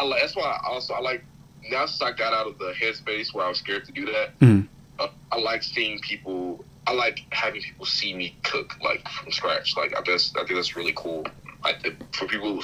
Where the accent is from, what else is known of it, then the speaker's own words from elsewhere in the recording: Dallas, Texas, United States; I'm from born and raised in Dallas